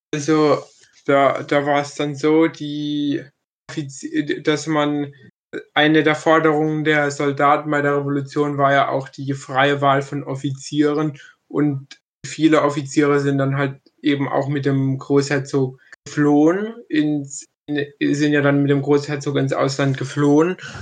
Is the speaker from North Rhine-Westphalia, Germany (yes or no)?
no; Kronau, Baden-Württemberg, Germany; in meinem Heimatdorf